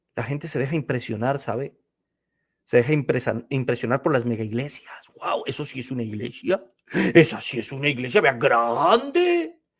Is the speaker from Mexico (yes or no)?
no; Colombia; now in United States; Cuando almorzaba en mi país